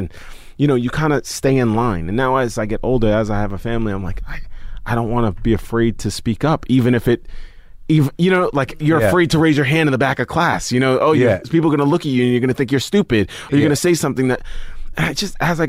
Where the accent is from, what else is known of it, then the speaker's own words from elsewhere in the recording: Staten Island, New York, United States; growing up in Staten Island, growing up with teammates that were like, very racist towards like the teams we were playing